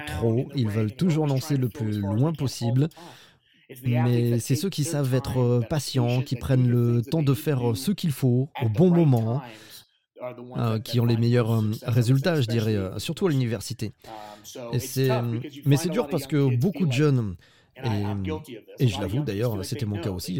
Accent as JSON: {"language": "French", "country": "United States", "moved": "yes", "said": "je viens des États-Unis"}